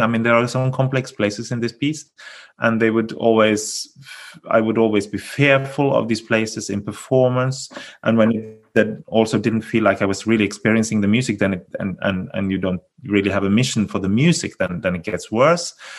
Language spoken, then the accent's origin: English; Bergen, Vestland, Norway; my hometown here in Bergen